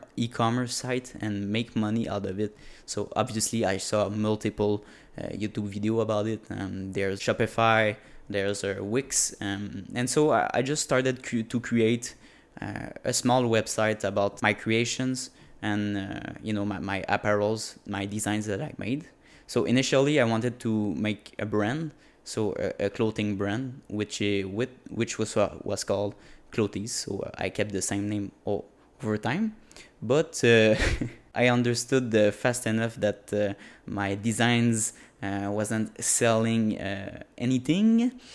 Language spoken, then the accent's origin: English; Quebec, Canada; first language French; English is a second language; I'm a French native speaker. Um, obviously in French in Quebec